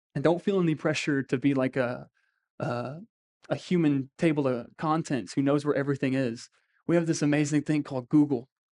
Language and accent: English; Crowley, Louisiana, United States; we're just people from Crowley or Acadia